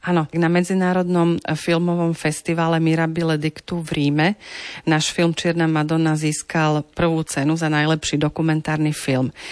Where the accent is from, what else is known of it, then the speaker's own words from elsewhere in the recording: Slovakia; u nás na Slovensku